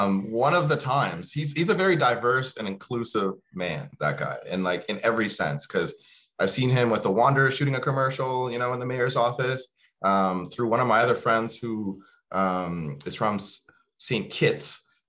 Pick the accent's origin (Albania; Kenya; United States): Kenya; now in Halifax, Canada; You know, I came from Kenya and, you know, I was very scared coming here.